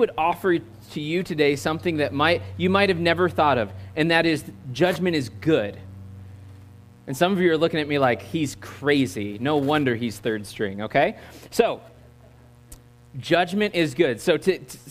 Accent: United States; accent: American; my American accent

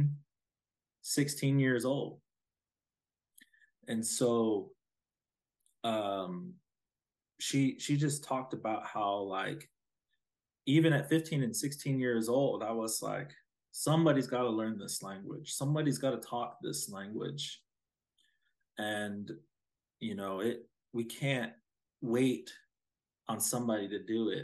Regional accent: Osage Nation, Oklahoma, United States; I'm an Osage

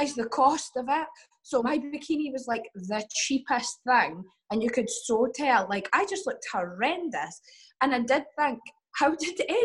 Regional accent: Dundee, Scotland, United Kingdom; accent: Scottish; I'm from Dundee, which is like really small city.

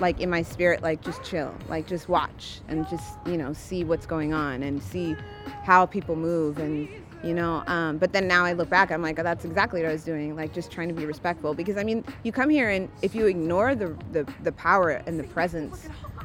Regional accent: San Jose, California, United States; moved away as an adult; now in Oakland, United States; I'm a singer-songwriter based out of Oakland. I'm originally from San Jose. Moved here about 8 years ago

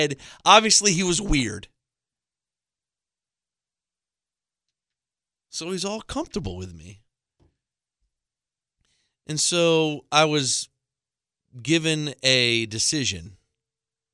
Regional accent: Tampa, Florida, United States; I'm from Tampa

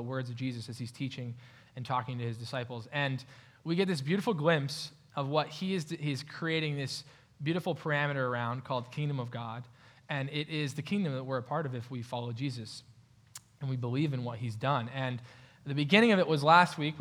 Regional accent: Pennsylvania, United States; now in Grandview, Ohio, United States; Pennsylvania, my hometown

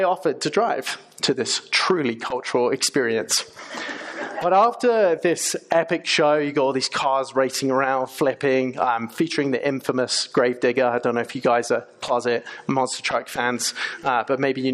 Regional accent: England, United Kingdom; moved away as an adult; now in United States; As you might be able to tell from my accent, I'm from England, not Australia

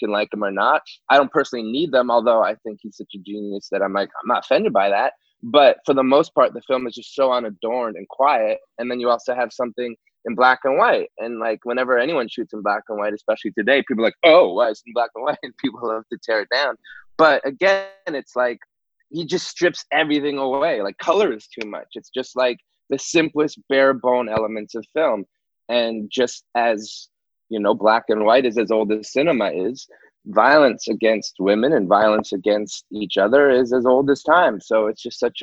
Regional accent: Montreal, Quebec, Canada; I'm from Montreal as well.

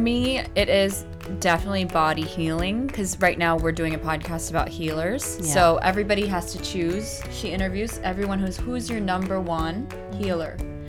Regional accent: United States; first language Korean; English is a second language; I was born here. My parents were both raised in Korea, but Korean was my first language, and I learned English when I was 5

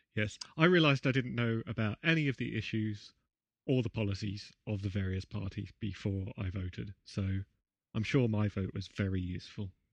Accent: Canberra, Australian Capital Territory, Australia; in my hometown

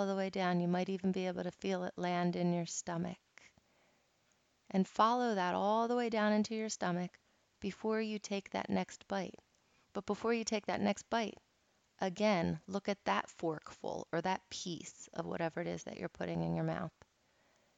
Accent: Philadelphia, Pennsylvania, United States; moved away; I'm from Philadelphia, and everything there is super fast-paced

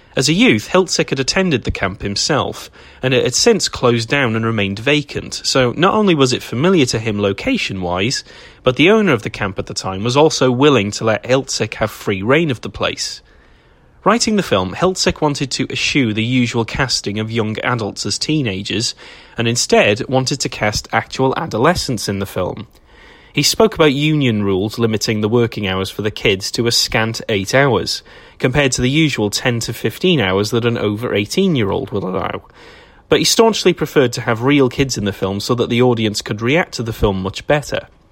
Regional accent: Wales, United Kingdom; I'm a Welshman

